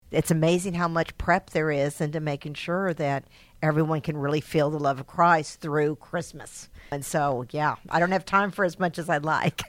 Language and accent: English; Texas, United States; moved away as an adult; I am from Texas, so I'm another Texan